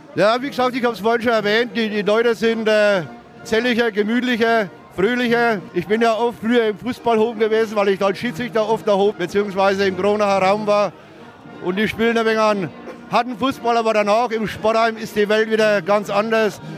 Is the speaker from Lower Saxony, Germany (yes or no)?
no; Neuendorf, Bavaria, Germany; Ich komme aus Neuendorf bei Dambach, nicht aus Neuendorf bei Mitwitz